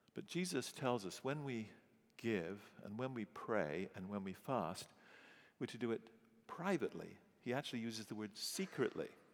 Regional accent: England, United Kingdom; moved away as an adult; also born or lived in St. Louis; being English

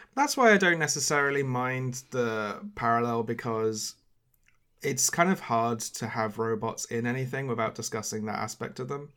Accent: United Kingdom; as a British person

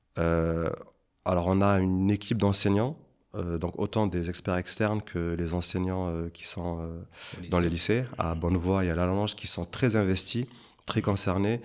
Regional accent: Avignon, Provence-Alpes-Côte d'Azur, France; moved away as an adult; now in Luxembourg; je suis originaire en fait d'Avignon, qui se situe pas loin de Marseille

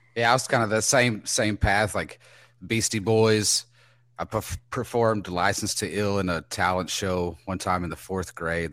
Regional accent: Texas, United States; I'm from Texas.

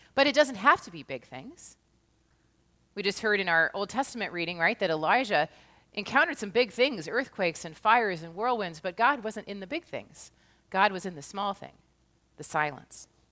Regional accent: United States; also born or lived in Kirkland, Washington; As an American

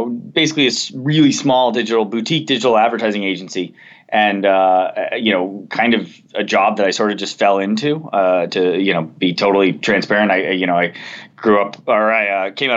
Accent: Southern California, United States; I grew up in Southern California

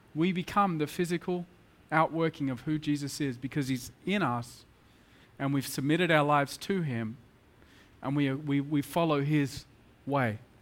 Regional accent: Australia; moved away as an adult; now in Mumbai, India; I'm very much in a middle class Australian boy

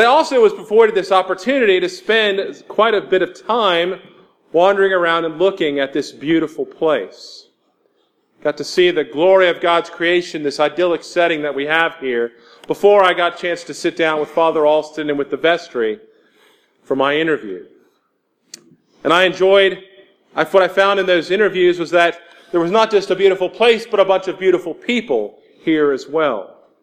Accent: Houston, Texas, United States; moved away as an adult; now in Jackson, United States; I'm from Houston, Texas

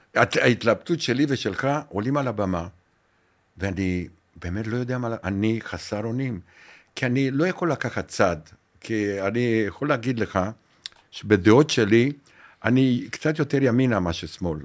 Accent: Romania; Hebrew is a second language; moved away as an adult; also born or lived in Bat Yam, Israel; now in Israel; בגיל אחד עשרה ברומניה

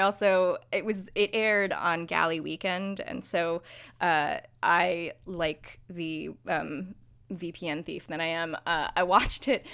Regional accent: United States; as an American

